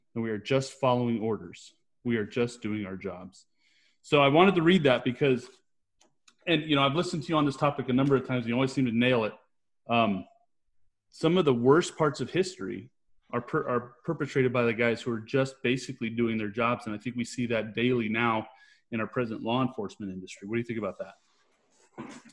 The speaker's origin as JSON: {"language": "English", "region": "California", "country": "United States", "said": "I'm from California"}